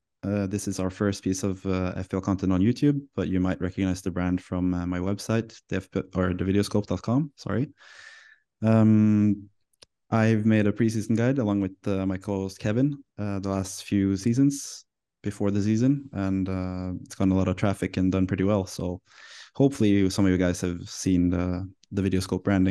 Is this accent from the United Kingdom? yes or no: no; Norway; I come from Norway